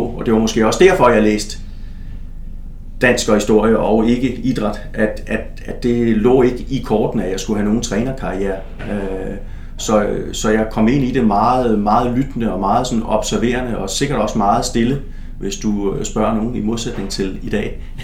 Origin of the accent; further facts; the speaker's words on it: Stevns, southeastern Zealand, Denmark; moved away; jeg kommer jo fra Stævns på det sydøstlige Sjælland, og øh, et lille område, øh, hvor at øh, ligesom min jævnaldrende, ligesom man gjorde dengang, så øh, stiftede jeg bekendtskab med en masse forskellige sportsgrene